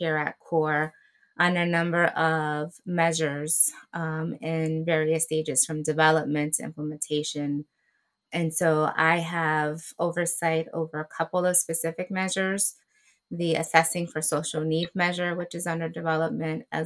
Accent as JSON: {"language": "English", "town": "New York City", "region": "New York", "country": "United States", "tie": "born or raised there", "said": "So I am a proud Afro-Latina from the Boogie Down Bronx, born and raised."}